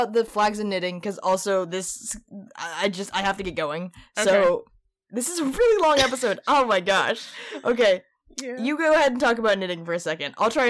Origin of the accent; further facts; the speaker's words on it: United States; my being American